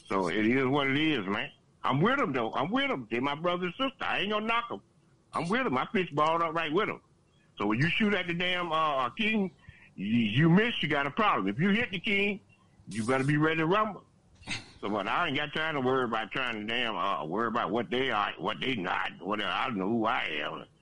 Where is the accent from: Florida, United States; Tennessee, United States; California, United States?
Florida, United States; South; I'm from South Florida